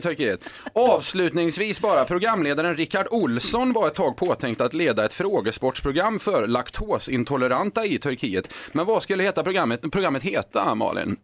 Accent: Skara, Västra Götaland, Sweden; I Skara, där jag kommer ifrån

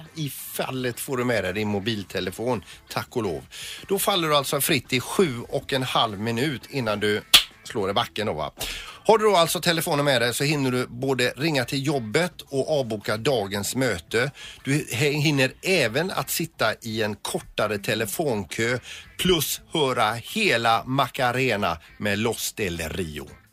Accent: Gothenburg, Västra Götaland, Sweden; vi är 548 eh, 190 eh, eh, göteborgare

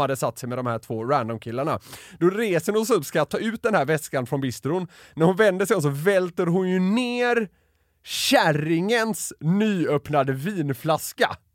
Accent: Gothenburg, Västra Götaland, Sweden; now in Stockholm, Sweden; Jag är från Göteborg

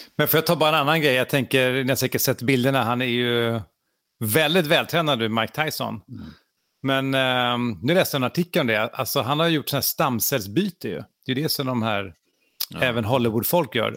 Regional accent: Sweden

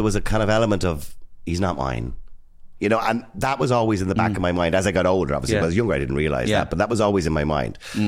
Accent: Dublin, Leinster, Ireland; I grew up in Edenmore.

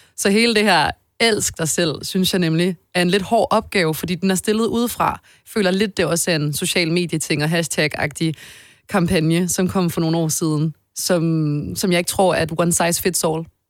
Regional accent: Odense, Southern Denmark, Denmark; now in Copenhagen, Denmark; jeg er fra Odense og flyttede til København lige så snart jeg kunne

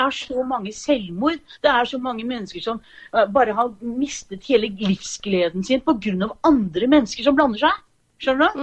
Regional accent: Asker, Akershus, Norway; moved away as an adult; also born or lived in Horten; now in Fredrikstad, Norway; Jeg er egentlig fra Asker

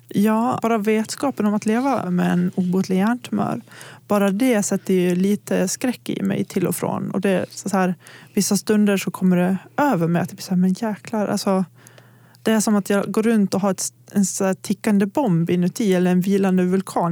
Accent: Gagnef, Dalarna County, Sweden; moved away; also born or lived in Borlänge; om jag har varit hemma i Gagnef

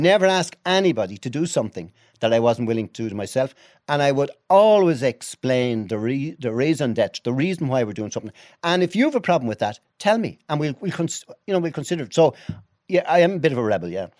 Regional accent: Dublin, Leinster, Ireland; also born or lived in Rathfarnham, Dublin; I was born in Finglas. on the north side

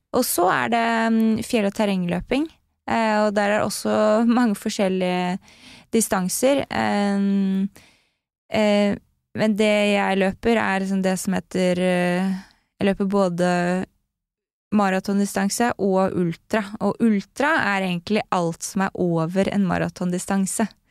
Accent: Lommedalen, Akershus, Norway; also born or lived in United States; now in Oslo, Norway; Jeg vokste opp i Lommedalen, som mm. er rett utenfor uh, Oslo

